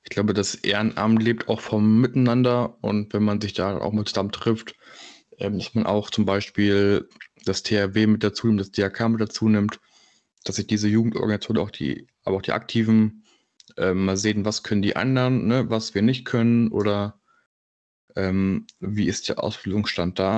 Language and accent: German; Berlin, Germany; ich komme aus Berlin